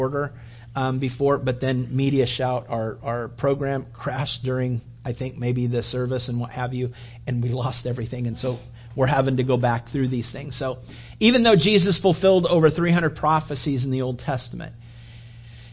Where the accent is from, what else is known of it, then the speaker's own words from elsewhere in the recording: California, United States; moved away; also born or lived in Florida; I grew up in California and I've lived in Florida